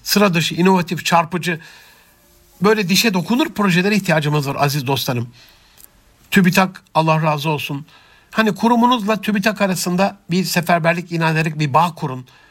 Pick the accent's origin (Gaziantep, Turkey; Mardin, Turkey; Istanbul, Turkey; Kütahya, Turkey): Gaziantep, Turkey; Antep; also born or lived in Rize (ancestry, Çayeli); Rize göçmeni Antepli bir kardeşinizin